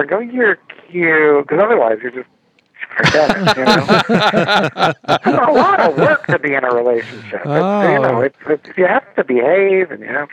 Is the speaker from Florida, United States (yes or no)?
no; New Jersey, United States; moved away; also born or lived in New York City; my home state of New Jersey